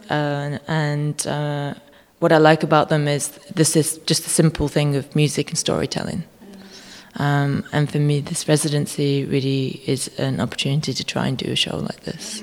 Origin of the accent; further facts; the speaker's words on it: United Kingdom; now in Germany; start living back in the UK more if they let me, if they think I'm British enough